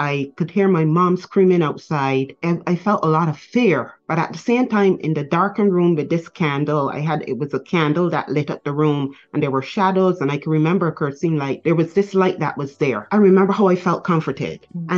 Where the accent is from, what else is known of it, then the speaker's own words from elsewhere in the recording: Barbados; born in Barbados.